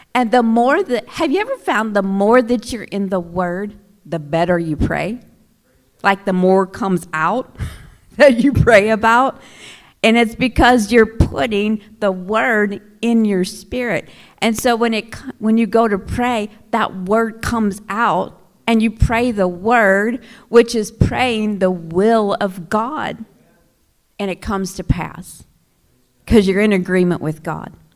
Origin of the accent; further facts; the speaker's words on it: Oklahoma, United States; moved away as an adult; now in Flint, United States; I'm from Oklahoma originally. I'm an Oklahoma girl.